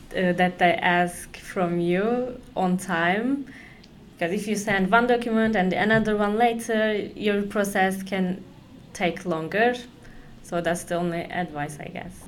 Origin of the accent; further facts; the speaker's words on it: Konya, Turkey; moved away as an adult; now in Amsterdam, Netherlands; I'm from Turkey. Like, um, in Turkey, I'm from Konya. It's in the middle Turkey.